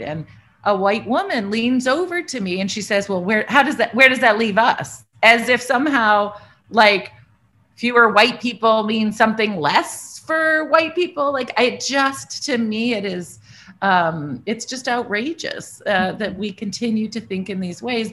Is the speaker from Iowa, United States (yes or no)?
yes; Iowa, United States; I grew up in Iowa, white person, lovely, good education, uh, very little diversity.